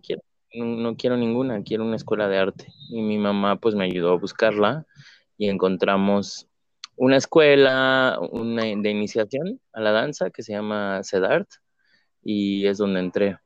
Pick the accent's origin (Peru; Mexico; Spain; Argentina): Mexico; Mexico City; yo soy de la Ciudad de México, originario